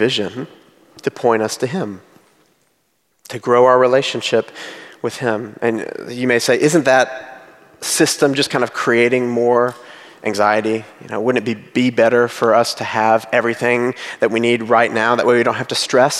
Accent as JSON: {"language": "English", "country": "United States", "said": "I'm an American"}